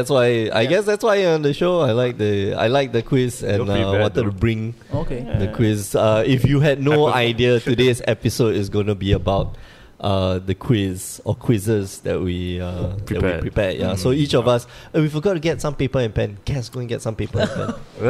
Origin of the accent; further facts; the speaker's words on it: Singapore; So Dennis is a level 2 judge, and we're here from Singapore.